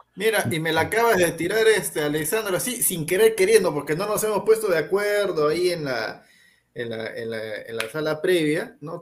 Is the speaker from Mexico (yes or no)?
no; Peru; nosotros somos peruanos